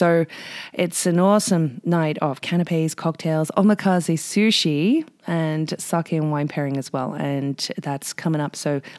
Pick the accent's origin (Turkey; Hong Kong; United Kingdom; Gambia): United Kingdom; now in Whistler, Canada; And speaking of being British, bruv, because I am